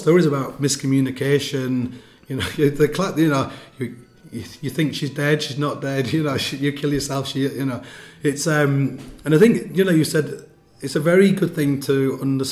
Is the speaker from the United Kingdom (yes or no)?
yes; England, United Kingdom; I'm from England.